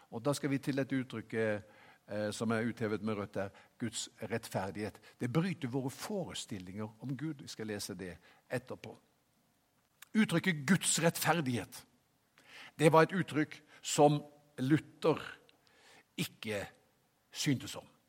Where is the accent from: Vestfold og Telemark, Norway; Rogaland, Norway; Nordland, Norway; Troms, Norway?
Rogaland, Norway; Haugesund; moved away; Jeg kom jo fra Haugesund